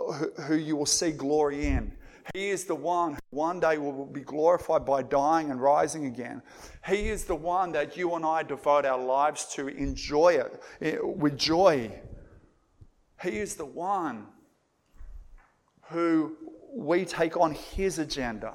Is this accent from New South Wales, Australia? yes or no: yes; Moree, New South Wales, Australia; I grew up in Moree